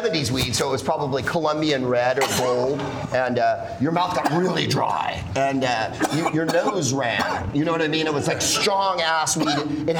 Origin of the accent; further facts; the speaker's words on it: San Carlos, California, United States; I'm from San Carlos, California, which is an extraordinarily white municipality south of San Francisco, and home of the Plain Yogurt Festival.